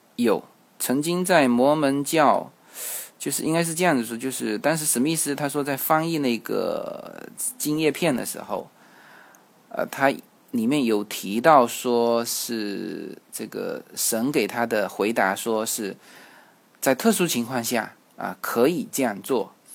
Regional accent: China; 我们中国人

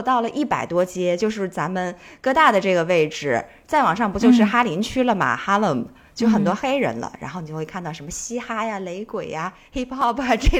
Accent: China; moved away as an adult; also born or lived in New York; 因为我们中国人好像很少就是有这种特别明显的纹身嘛。

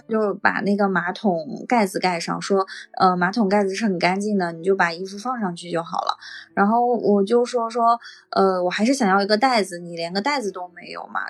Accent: Heilongjiang, China; moved away as an adult; now in Shenzhen, China; 我老家就黑龙江那边

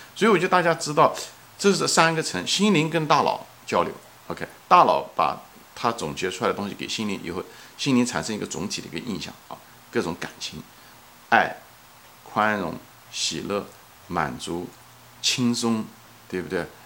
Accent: China; 作为一个中国人

